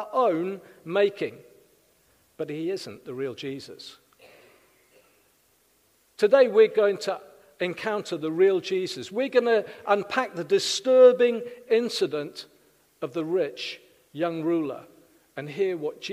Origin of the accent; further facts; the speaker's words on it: South Wales, United Kingdom; now in Winchester, United Kingdom; In Wales, I'm from South Wales